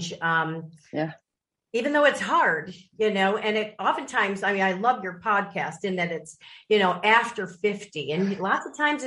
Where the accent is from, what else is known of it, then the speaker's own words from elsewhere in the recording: Lake Forest, Illinois, United States; moved away as an adult; I grew up in Lake Forest, Illinois